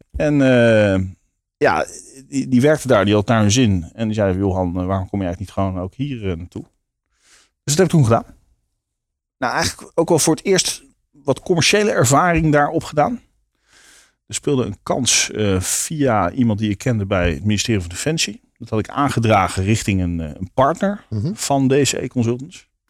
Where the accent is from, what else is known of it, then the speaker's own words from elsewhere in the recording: Leiden, South Holland, Netherlands; also born or lived in Bunschoten; ik ben in Leiden opgegroeid. Oké. Dus, geboren in Bunschoten